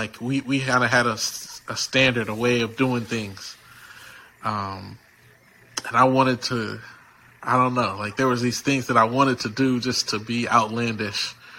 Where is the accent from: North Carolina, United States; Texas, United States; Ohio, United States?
Texas, United States; Houston; like I came from Houston, right?